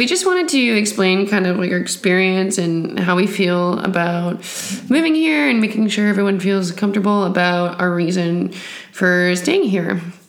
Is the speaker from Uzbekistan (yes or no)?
no; New Tecumseth, Ontario, Canada; moved away as an adult; now in Barcelona, Spain; I'm from New Tecumseh, Canada, and I am reporting to you from Spain, Barcelona.